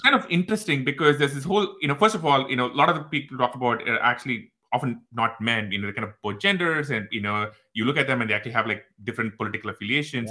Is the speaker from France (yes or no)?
no; India; moved away as an adult; now in United States; when we grew up in India